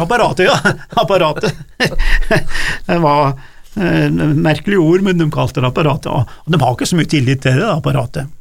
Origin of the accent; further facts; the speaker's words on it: Gudbrandsdalen, Innlandet, Norway; vi i Gudbrandsdalen vi har liksom den rene landsbyen